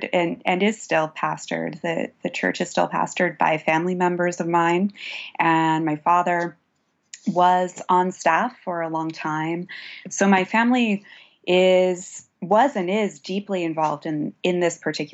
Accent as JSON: {"language": "English", "town": "Pittsburgh", "region": "Pennsylvania", "country": "United States", "tie": "born or raised there", "said": "So I grew up in Pittsburgh, Pennsylvania."}